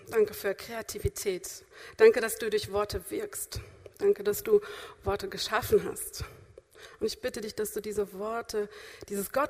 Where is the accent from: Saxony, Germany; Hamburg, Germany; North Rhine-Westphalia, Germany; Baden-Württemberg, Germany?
Hamburg, Germany; born there; now in Berlin, Germany; ich bin zwar nur Besuch aus Berlin, aber ich bin eigentlich gebürtige Hamburgerin